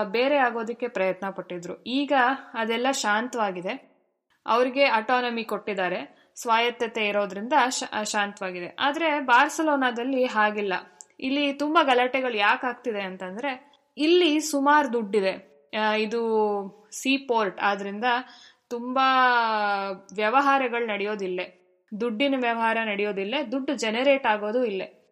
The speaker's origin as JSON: {"language": "Kannada", "town": "Bangalore", "region": "Karnataka", "country": "India", "also_born_or_lived": "Jayanagar, Bangalore", "moved": "as an adult", "lives_now": "Barcelona, Spain", "said": "ನಾನು ಬೆಂಗಳೂರಿನೋಳು ಅದರಿಂದ ಕನ್ನಡ ಇಂಗ್ಲಿಷ್ ಸುಲಲಿತ"}